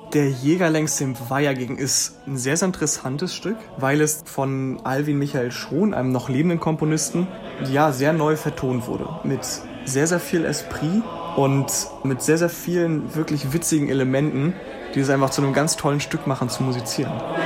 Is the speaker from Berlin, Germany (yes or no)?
no; Schwerin, Mecklenburg-Vorpommern, Germany; moved away as an adult; nachdem wir alle Schwerin verlassen haben